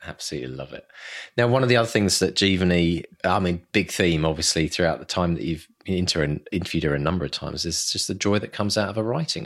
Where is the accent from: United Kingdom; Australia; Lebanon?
United Kingdom; England; accent: English; my English accent